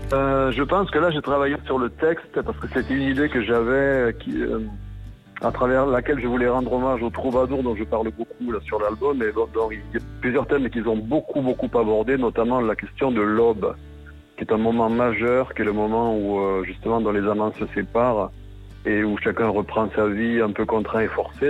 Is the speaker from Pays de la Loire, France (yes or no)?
no; Occitania, France; mon pays natal, c'est-à-dire l'Occitanie